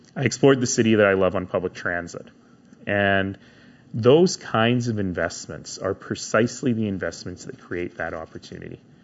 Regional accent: Calgary, Alberta, Canada; I grew up in East Calgary in a family, first generation Canadian, in a family that didn't have a lot of money

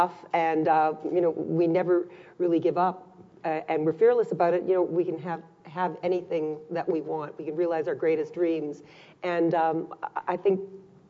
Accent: Canada; I was born just 4 years after they immigrated here and grew up with stories

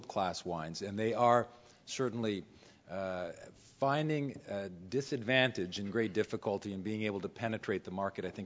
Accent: Simcoe, Ontario, Canada; I was in my hometown, the town of Simcoe in southwestern Ontario, rural Ontario

